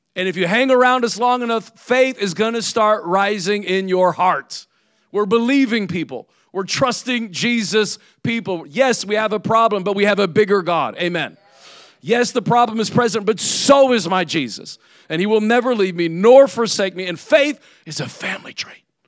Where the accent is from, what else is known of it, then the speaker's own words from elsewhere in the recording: Indiana, United States; now in South Florida, United States; I'm from Indiana. I'm from the north.